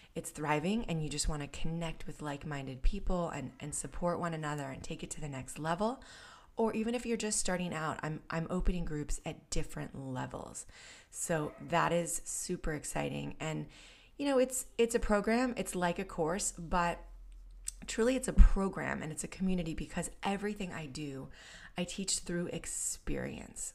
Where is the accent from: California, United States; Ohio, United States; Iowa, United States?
California, United States; San Diego; my hometown in North County, San Diego